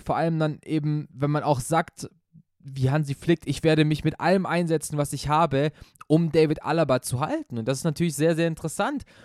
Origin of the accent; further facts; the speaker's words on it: Germany; als Deutscher